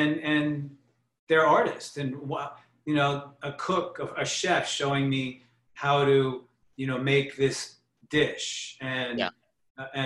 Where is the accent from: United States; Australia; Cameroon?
United States; New York City, New York; I'm from Staten Island